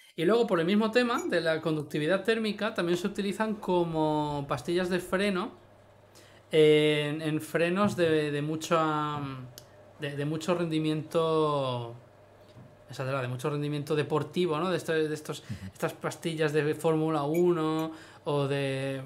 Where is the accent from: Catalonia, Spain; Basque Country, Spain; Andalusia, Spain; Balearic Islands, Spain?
Balearic Islands, Spain; Ibiza; now in Tarragona, Spain; yo vengo de Ibiza